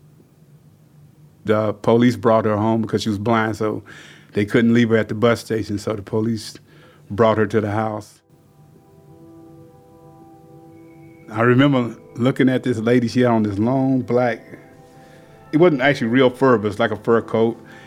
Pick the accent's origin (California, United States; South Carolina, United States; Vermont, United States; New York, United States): South Carolina, United States; growing up in South Carolina